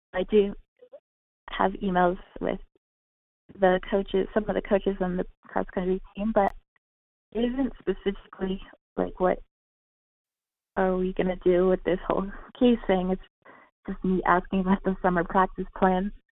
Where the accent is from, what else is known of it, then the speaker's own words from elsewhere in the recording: California, United States; moved away as an adult; my home, my home state of California